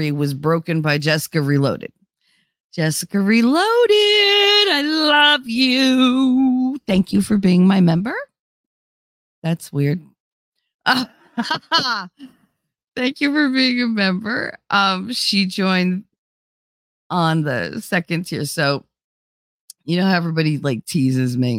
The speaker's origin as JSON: {"language": "English", "region": "New Jersey", "country": "United States", "accent": "Jersey", "said": "Because I'm Italian. I'm from North Jersey. I talk like I do."}